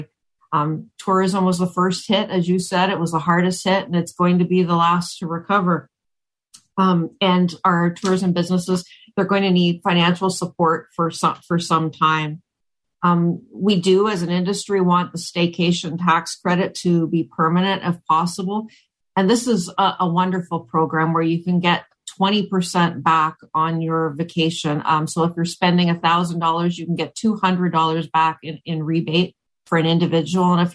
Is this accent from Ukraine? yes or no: no; Oakville, Ontario, Canada; also born or lived in Halifax / Vancouver / Chicago; now in Waterloo, Canada; I'm actually originally from Ontario. I was born in Oakville, but I haven't lived here in, gosh, must be about 23 years now